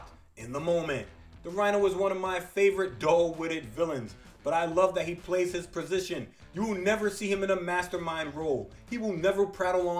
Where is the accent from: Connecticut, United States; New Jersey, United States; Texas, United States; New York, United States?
New York, United States; New York City; I'm from the Bronx, the real Gotham City.